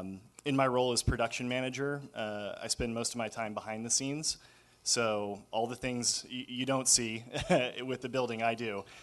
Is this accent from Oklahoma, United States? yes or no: yes; Tulsa, Oklahoma, United States; moved away as an adult; also born or lived in Chicago; now in Wichita, United States; I'm a transplant to Wichita. I grew up in Tulsa, so not far from here. Went to school at University of Oklahoma. Spent a couple of years up in Chicago doing production management work before I moved down here.